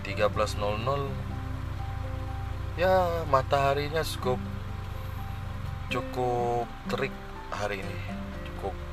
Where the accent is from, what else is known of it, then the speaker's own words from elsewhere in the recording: Sintang, West Kalimantan, Indonesia; saya sebagai orang Sintang sih CPR ini bisa dihitung